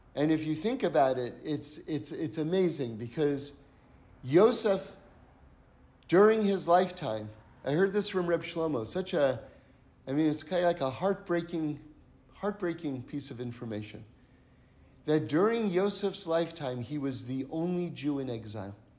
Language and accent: English; New York, United States; I come from New York